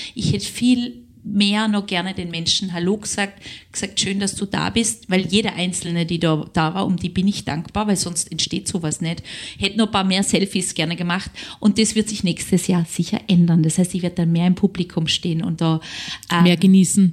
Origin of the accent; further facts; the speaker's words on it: Southern Germany, Germany; moved away as an adult; now in Linz, Austria; ich bin ja Süddeutsche